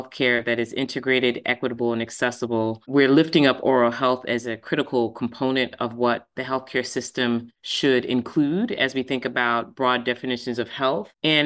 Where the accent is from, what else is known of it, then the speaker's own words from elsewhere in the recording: Long Island, New York, United States; moved away as an adult; now in Boston, United States; I was born and raised in New York. And I left New York for college and have not gone back to live